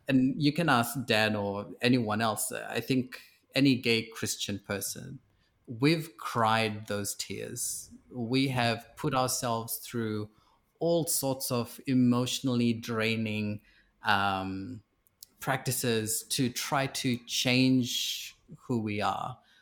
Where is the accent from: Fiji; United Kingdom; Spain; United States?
Fiji; also born or lived in New Zealand; now in Sydney, Australia; I grew up in Fiji, I was transplanted to New Zealand